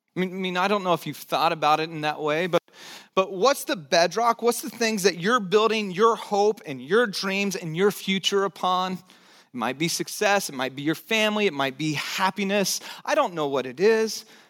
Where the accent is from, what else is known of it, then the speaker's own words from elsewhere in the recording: United States; for us as American citizens, for those of us who live in this country